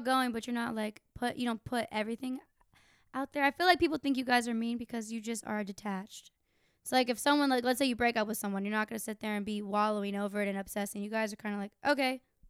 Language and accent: English; Tampa, Florida, United States; Tampa native, yeah.